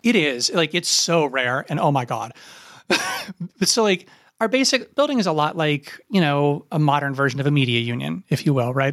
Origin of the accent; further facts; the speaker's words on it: Appalachia, United States; moved away as an adult; also born or lived in Ohio University, Ohio; I grew up in Appalachia.